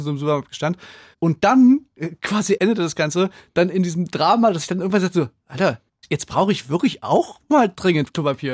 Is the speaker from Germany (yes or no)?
yes; Saxony, Germany; bei uns in Sachsen